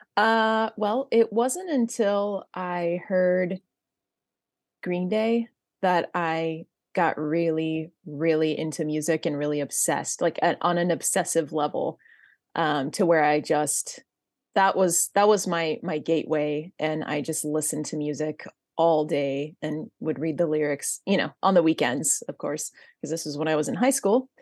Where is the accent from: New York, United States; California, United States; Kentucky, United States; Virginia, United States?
California, United States; Central; I grew up in Central California